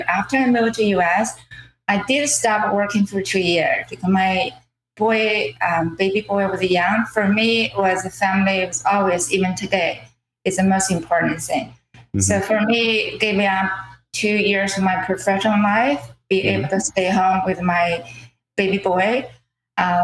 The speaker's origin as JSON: {"language": "English", "country": "China", "second_language": "English", "moved": "as an adult", "lives_now": "Cambridge, United States", "said": "I'm an immigrant from China. I moved to US about 21 years ago"}